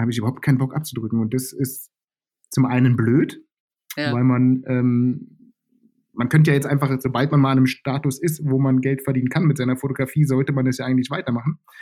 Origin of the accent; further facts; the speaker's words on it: Germany; groß geworden bin ich im Westen von Berlin